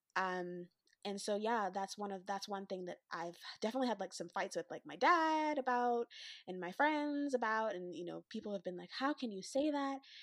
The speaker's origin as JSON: {"language": "English", "region": "Western Canada", "country": "Canada", "tie": "born or raised there", "said": "the Western black, Western Canadian perspective"}